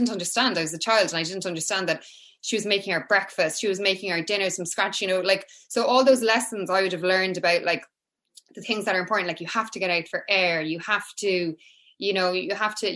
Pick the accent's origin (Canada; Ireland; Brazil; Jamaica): Ireland; Cork, Munster; I'm from Cork, yeah. I'm from Cork. So growing up for me was so different to, I think, how my kids are growing up in a lot of ways. So I grew up in an estate. So it would have been like 80s Cork